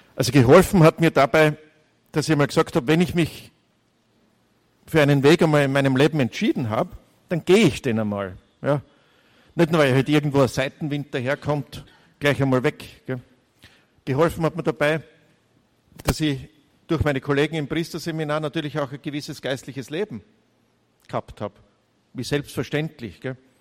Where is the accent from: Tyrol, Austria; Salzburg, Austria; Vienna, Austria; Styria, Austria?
Styria, Austria; Gleisdorf; accent: Styrian; now in Graz, Austria; Ich bin ein Steirer aus der Oststeiermark, aus Gleisdorf, geboren. 100 Meter neben der Volksschule, 250 Meter neben, der, neben dem Gymnasium aufgewachsen